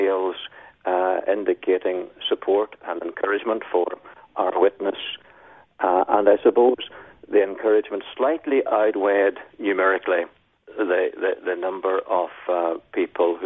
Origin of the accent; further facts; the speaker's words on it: Northern Ireland, United Kingdom; moved away as an adult; also born or lived in Melbourne, Australia; now in Taree, Australia; I was in Northern Ireland. And I was a minister there for 16 years. So I can't change my accent, no matter how hard I try